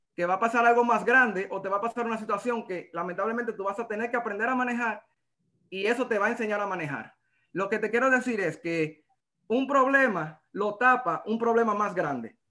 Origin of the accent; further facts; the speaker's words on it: La Vega, Dominican Republic; soy dominicano, soy de La Vega